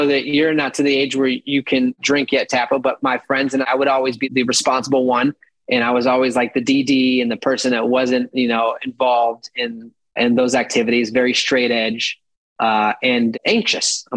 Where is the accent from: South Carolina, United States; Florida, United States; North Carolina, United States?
Florida, United States; also born or lived in Manhattan, New York; now in New York, United States; I'm from Florida